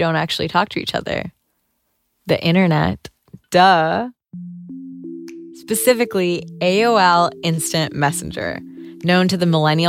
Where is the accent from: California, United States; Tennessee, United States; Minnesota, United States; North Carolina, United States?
Minnesota, United States; Rochester; it's kind of hard being a player when you're a Somali-American teenage girl growing up in Rochester, Minnesota, and you aren't actually allowed to talk to boys.